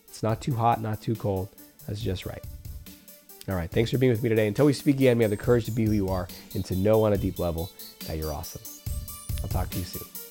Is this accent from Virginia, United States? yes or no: no; California, United States; I grew up in California